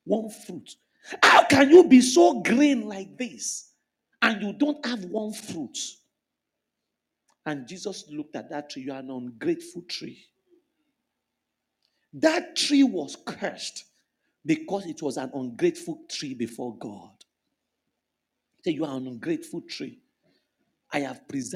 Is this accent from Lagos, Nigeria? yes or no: yes; Lagos, Nigeria; moved away as an adult; Ilaje part of Bariga was where I grew up.